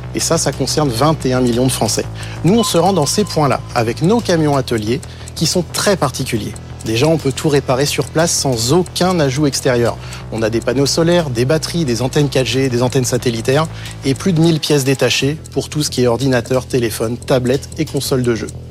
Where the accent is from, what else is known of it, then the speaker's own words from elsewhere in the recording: Breuil-le-Sec, Hauts-de-France, France; le fondateur de l'Informatruck, et je viens de Breuil-le-Sec, tout au fond de l'Oise